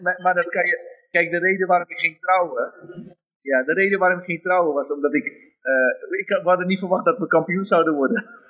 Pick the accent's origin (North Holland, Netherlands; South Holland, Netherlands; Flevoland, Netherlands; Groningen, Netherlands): South Holland, Netherlands; Rotterdam; moved away as an adult; now in Suriname; ik ben in Rotterdam opgegroeid.